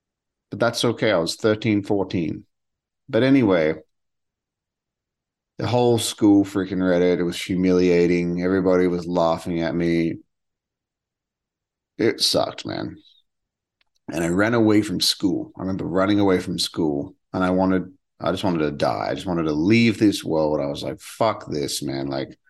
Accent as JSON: {"language": "English", "region": "Western Australia", "country": "Australia", "said": "And she was from South Australia, and I was from Western Australia, and we were talking, and we talked all the time."}